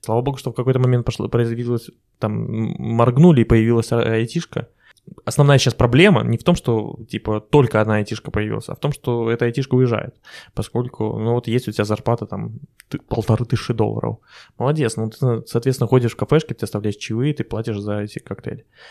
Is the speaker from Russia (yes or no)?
no; Belarus; я белорус